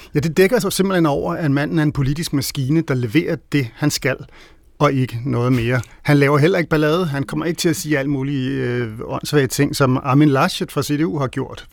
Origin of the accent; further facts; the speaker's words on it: Denmark; vi som danskere